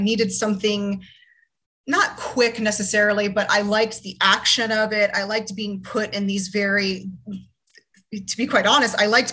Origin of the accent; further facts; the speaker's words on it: Florida, United States; I'm originally from Florida